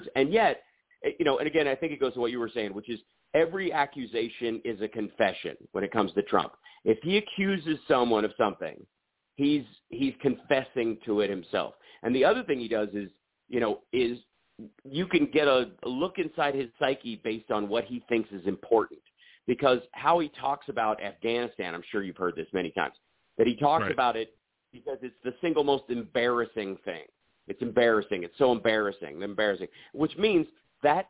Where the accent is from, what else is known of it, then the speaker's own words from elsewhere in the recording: the South, United States; I come from the South